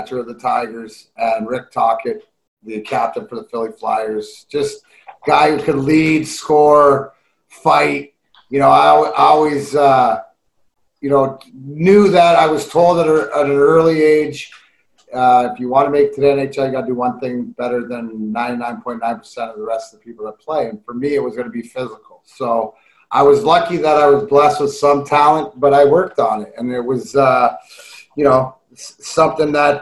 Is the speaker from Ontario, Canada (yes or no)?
yes; Leamington, Ontario, Canada; also born or lived in Burnaby, British Columbia; I grew up, my mom was from Ontario and parents got divorced and I grew up, in Leamington, Ontario, which is the house I grew up